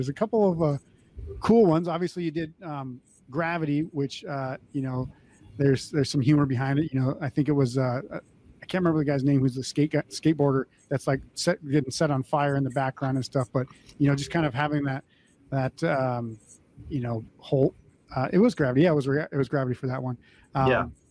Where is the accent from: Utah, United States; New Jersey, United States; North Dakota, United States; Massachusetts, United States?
North Dakota, United States; I grew up in the Midwest. I lived in North Dakota. That's where I went to high school.